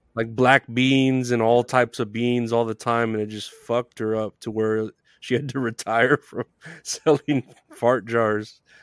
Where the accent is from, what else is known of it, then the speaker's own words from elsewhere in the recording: Texas, United States; I'm from Texas